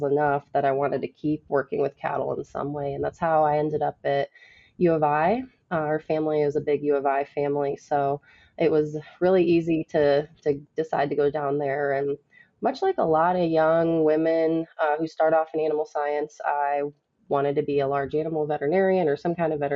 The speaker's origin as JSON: {"language": "English", "area": "DeKalb County", "region": "Illinois", "country": "United States", "tie": "born or raised there", "moved": "as an adult", "lives_now": "Texas, United States", "said": "I grew up in DeKalb County, Illinois, which is where barbed wire was invented"}